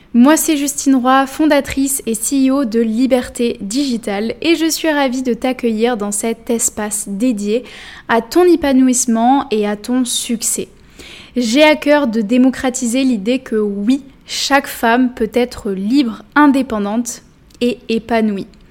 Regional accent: Bordeaux, Nouvelle-Aquitaine, France; je suis de Bordeaux

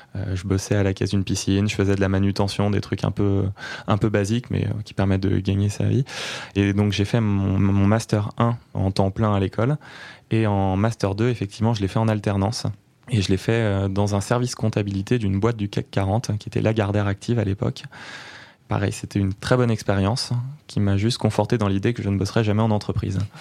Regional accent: Neuilly-sur-Seine, Île-de-France, France; moved away as an adult; also born or lived in Chartres; now in Pau, France; j'ai grandi en banlieue parisienne à Neuilly-sur-Seine et j'ai passé les premières années de ma vie là-bas, enfin les premières les 25 premières années de ma vie là-bas

